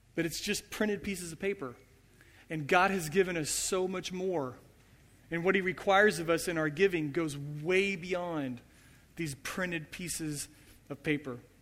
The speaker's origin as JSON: {"language": "English", "country": "United States", "said": "as American Christians, as Western Christians"}